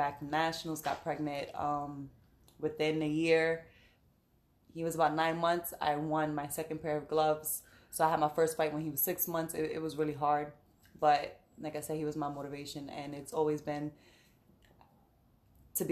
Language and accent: English; New York City, New York, United States; born and raised in the Bronx, Puerto Rican bred